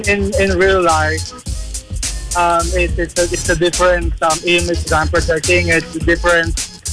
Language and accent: English; Manila, Metro Manila, Philippines; now in Cavite, Philippines; Well, I came from Manila, and you know how it is in almost any part of Manila. But here in Cavite, it's smooth.